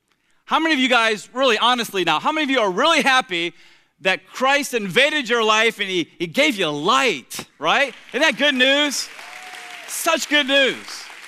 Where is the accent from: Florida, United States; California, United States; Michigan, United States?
Florida, United States; Tampa; the three of us shared the same bedroom in the little wood frame, two-bedroom, one-bath house that we grew up there in Tampa.